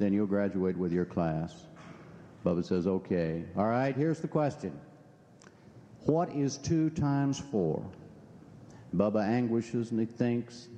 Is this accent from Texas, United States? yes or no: yes; Texas, United States; also born or lived in Wichita, Kansas; I'm a Texan